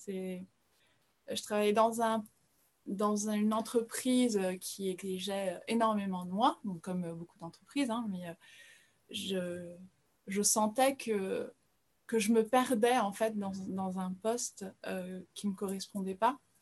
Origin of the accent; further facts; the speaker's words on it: France; also born or lived in Brazil; je suis brésilienne, mais j'ai grandi en France, c'est pour ça que je suis francophone